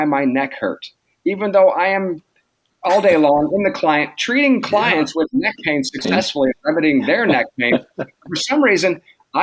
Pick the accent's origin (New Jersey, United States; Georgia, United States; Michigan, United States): Michigan, United States; moved away as an adult; now in Portland, United States; I'm from Michigan originally and graduated PT school in 2002